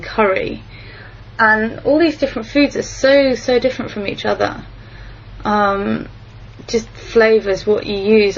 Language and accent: English; England, United Kingdom; moved away as an adult; now in Japan; I come from England